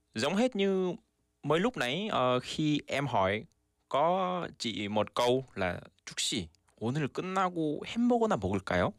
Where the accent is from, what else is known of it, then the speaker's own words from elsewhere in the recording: South Korea; Vietnamese is a second language; mình là một người Hàn Quốc